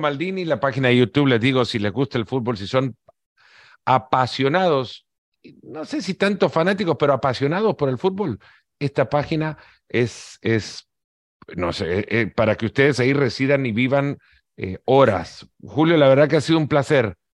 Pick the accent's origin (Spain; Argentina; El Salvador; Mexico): El Salvador; Yo siendo salvadoreño